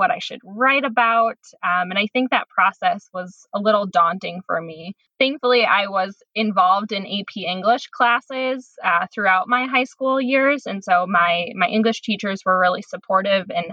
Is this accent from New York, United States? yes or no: no; Tomah, Wisconsin, United States; now in Chicago, United States; I'm originally from Tomah, Wisconsin, which is a tiny town in the middle of the state of Wisconsin